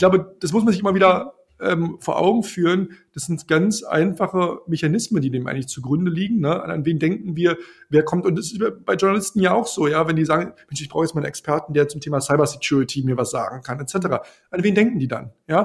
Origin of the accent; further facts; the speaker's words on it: Brandenburg, Germany; now in Berlin, Germany; Ich komme ja aus, aus Brandenburg ursprünglich